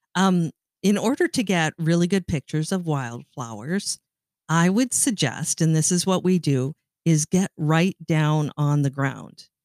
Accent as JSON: {"language": "English", "town": "Sault Ste. Marie", "region": "Ontario", "country": "Canada", "tie": "born or raised there", "moved": "yes", "said": "I grew up in Sault Ste. Marie, Ontario, Canada"}